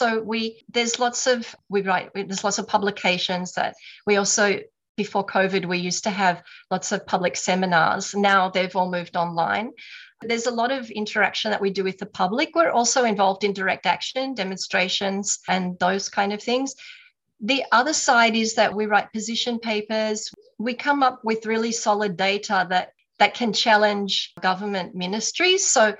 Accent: Japan; also born or lived in Australia; I was born in Australia, but I moved to Japan at quite a young age.

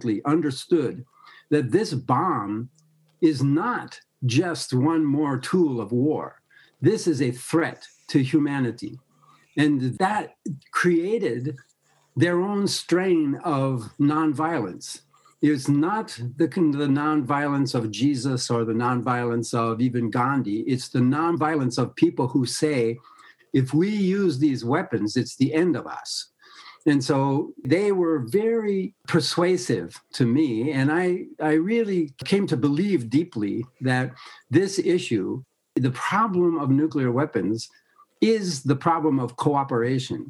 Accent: United States; I'm an American

